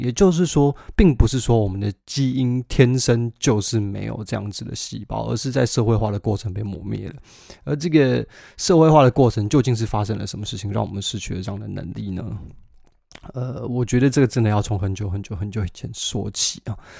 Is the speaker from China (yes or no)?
no; Taiwan; moved away as an adult; now in United Kingdom; 我们在台湾长大的孩子